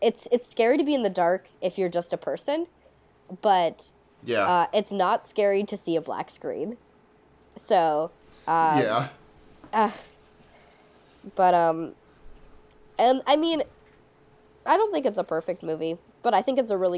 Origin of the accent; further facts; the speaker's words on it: Midwestern suburb in America, United States; I grew up in Midwestern suburb in America